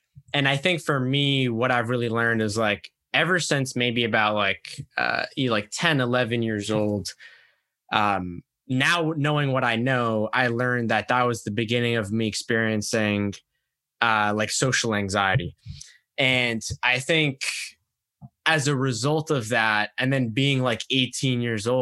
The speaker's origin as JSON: {"language": "English", "country": "United States", "tie": "born or raised there", "said": "my parents had come to America basically about a year before I was born from Egypt"}